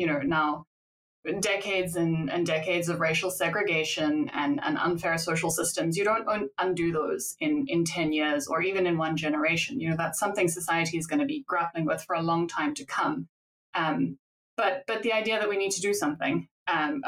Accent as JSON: {"language": "English", "country": "South Africa", "tie": "born or raised there", "said": "I'm from South Africa, so it's the place I grew up"}